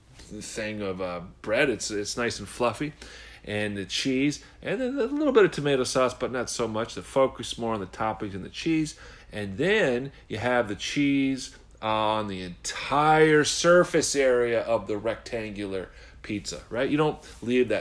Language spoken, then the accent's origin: English; Midwest, United States; as a Midwesterner